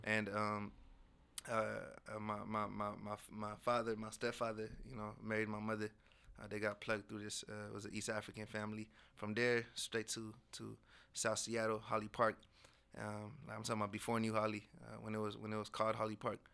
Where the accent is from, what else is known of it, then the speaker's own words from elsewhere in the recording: Morocco; I was born in Morocco.